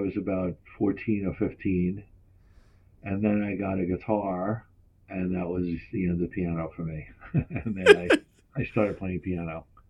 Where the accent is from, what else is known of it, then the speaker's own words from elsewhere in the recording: Long Island, New York, United States; also born or lived in Brooklyn; I grew up in Long Island, yes.